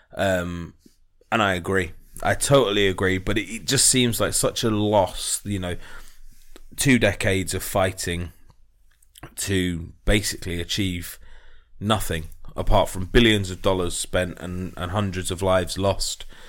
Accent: United Kingdom

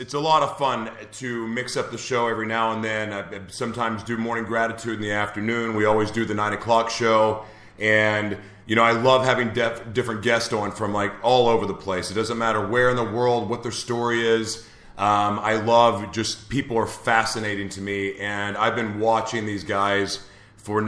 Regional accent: Oklahoma, United States; moved away; I'm from Oklahoma originally

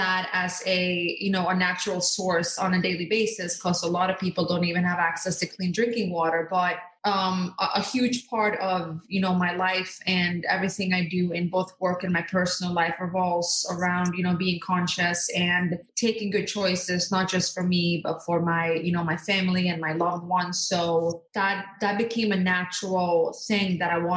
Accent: Norway; born or raised there; moved away as an adult; also born or lived in Skiathos, Greece; now in United States

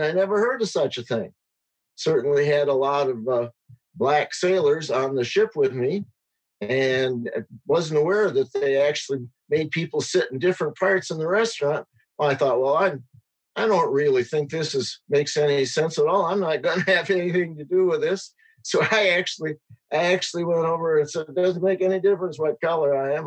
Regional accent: Edgerton, Wisconsin, United States; being born and growing up in Edgerton

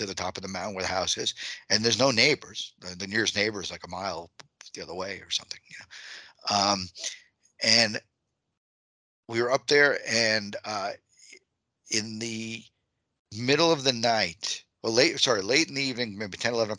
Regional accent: Long Island, New York, United States; moved away; I'm from Long Island. So for me, home is Long Island

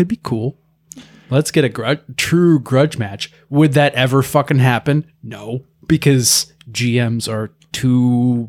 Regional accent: United States; I'm American.

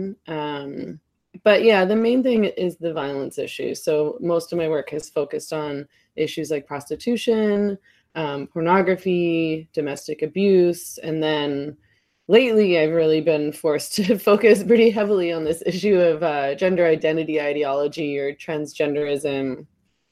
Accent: Vancouver, British Columbia, Canada; I live in Vancouver. I was born in Vancouver. I've lived here my whole life.

